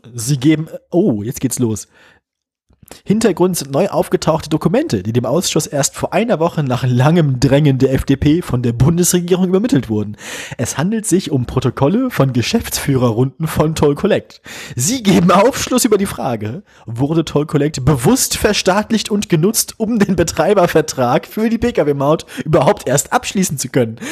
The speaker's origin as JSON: {"language": "German", "region": "Bremen", "country": "Germany", "said": "ich komme aus Bremen"}